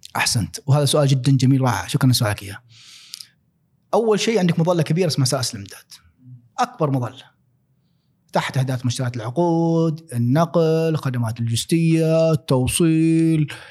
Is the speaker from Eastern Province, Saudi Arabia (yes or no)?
yes; Al-Ahsa, Eastern Province, Saudi Arabia; also born or lived in Dhahran, Saudi Arabia / Khobar, Saudi Arabia / Australia; أنا شرقاوي يعني كنت إيه. قلنا نتكلم يعني 18 سنة عشتها في آه الأحساء